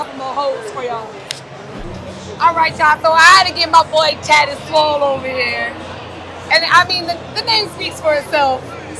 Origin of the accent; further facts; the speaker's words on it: San Diego, California, United States; We're from San Diego.